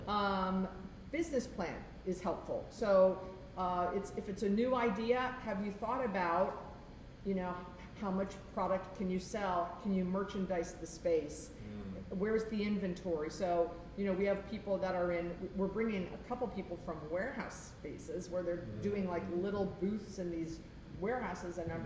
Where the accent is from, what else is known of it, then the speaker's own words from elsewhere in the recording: Fort Lauderdale, Florida, United States; I'm from Fort Lauderdale.